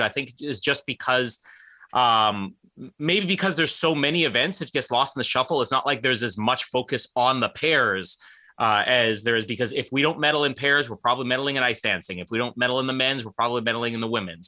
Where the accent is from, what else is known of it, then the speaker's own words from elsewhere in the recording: Winnipeg, Manitoba, Canada; my hometown